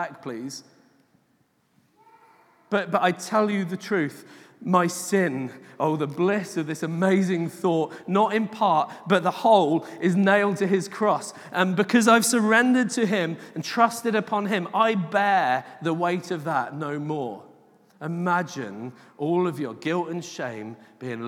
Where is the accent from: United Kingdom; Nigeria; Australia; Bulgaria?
United Kingdom; England; I'm English